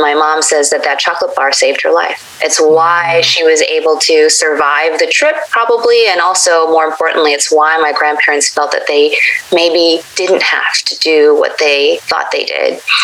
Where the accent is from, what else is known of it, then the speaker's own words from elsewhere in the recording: United States; I was the typical American brat growing up